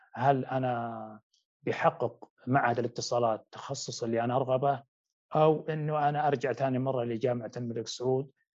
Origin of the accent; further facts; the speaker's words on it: Wadi ad-Dawasir, Riyadh Province, Saudi Arabia; moved away; نشأت في أحد القرى التابعة لمنطقة الرياض وهي وادي الدواسر